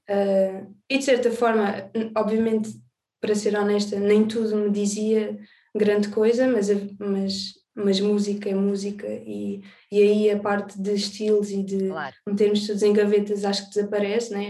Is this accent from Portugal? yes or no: yes; Alentejo, Portugal; also born or lived in Azores; now in Lisbon, Portugal; Nasci nos Açores, cresci no Alentejo, e agora vivo em Lisboa